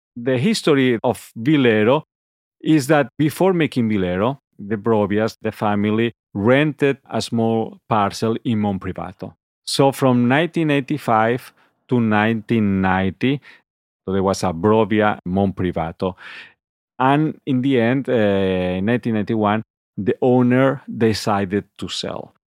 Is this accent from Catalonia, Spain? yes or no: yes; Barcelona, Catalonia, Spain; moved away as an adult; now in Piedmont, Italy; I am originally from Barcelona, uh, so I'm Catalan, and I lived in, obviously, and, uh, work in Barcelona